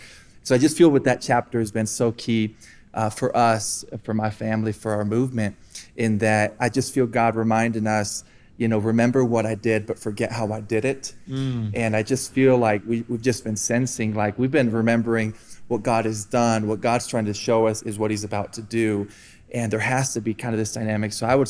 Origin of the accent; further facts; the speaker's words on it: Colombia; also born or lived in Iowa, United States; So I was born in Iowa, got out of there as quick as I could. And I was raised actually here in Colombia. So for 20 years of my life, you know, mom and dad came down here and planted a church.